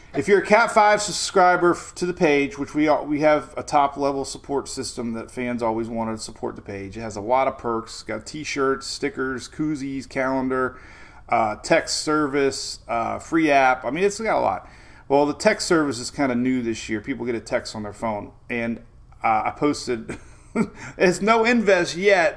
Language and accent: English; Oldsmar, Florida, United States; coming to you live from Oldsmar, Florida, my hometown